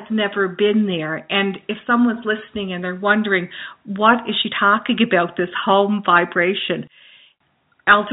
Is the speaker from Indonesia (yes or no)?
no; Glace Bay, Nova Scotia, Canada; I am from Nova Scotia, from Cape Breton Island, from Glace Bay, Cape Breton Island, Nova Scotia.